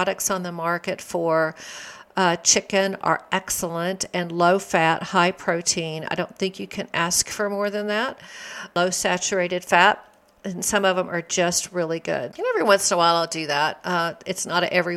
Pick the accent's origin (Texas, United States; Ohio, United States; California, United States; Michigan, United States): Texas, United States; I grew up in Texas.